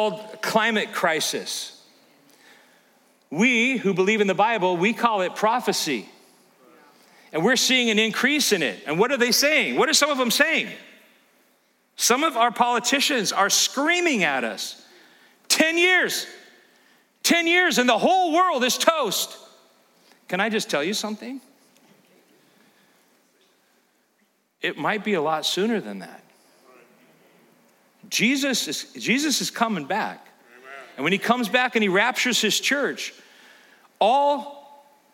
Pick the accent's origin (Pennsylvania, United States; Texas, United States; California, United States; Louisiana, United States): California, United States; now in Elkhart, United States; growing up in California, you think nothing of earthquakes.